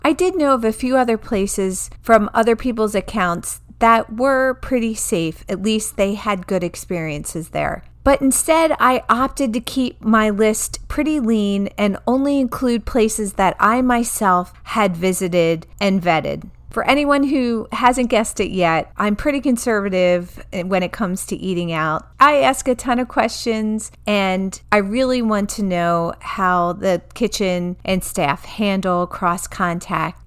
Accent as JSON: {"language": "English", "region": "New Jersey", "country": "United States", "tie": "born or raised there", "also_born_or_lived": "Baltimore", "moved": "yes", "said": "I grew up in New Jersey"}